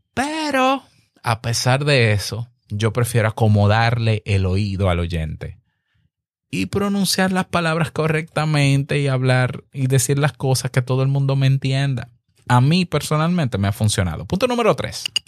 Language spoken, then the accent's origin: Spanish; Dominican Republic; En mi país, República Dominicana